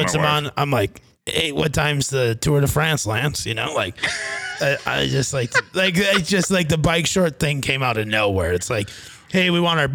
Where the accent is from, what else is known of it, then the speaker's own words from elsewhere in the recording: Fairmont, Minnesota, United States; moved away; I grew up on Bud.